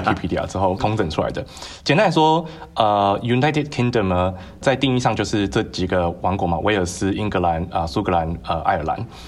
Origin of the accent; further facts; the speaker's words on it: Tainan, Taiwan; 我来自台南